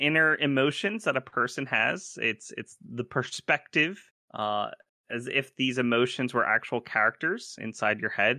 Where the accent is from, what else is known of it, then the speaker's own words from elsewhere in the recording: East Coast, United States; I'm from the East Coast. I can't do a Midwest accent.